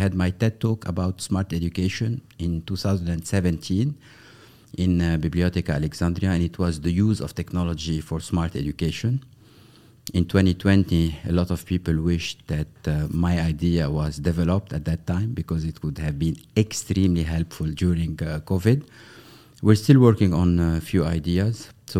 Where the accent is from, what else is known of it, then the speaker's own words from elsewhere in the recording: Beirut, Beirut Governorate, Lebanon; I'm Beirut born back in the 70s, exactly 1973. And I was raised in Lebanon during the period of the Civil War.